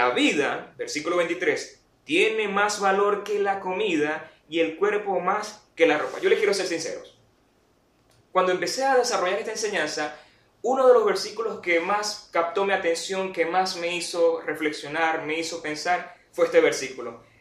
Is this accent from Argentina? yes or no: no; Venezuela; Y en nuestro caso como venezolanos creo que se sumarían otras situaciones aún más graves.